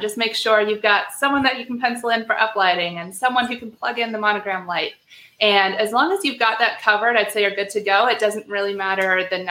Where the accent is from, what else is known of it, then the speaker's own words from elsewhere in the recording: Wisconsin, United States; moved away; also born or lived in Maryland; it would take place in Wisconsin, my hometown.